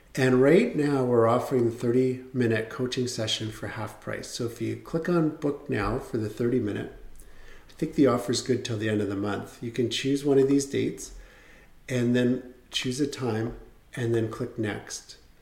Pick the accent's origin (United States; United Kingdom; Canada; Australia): Canada; As a Canadian, you had to register with the US government